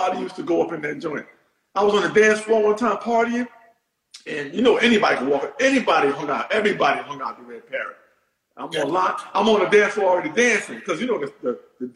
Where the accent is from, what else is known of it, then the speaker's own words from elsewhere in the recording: New York City, New York, United States; growing up in New York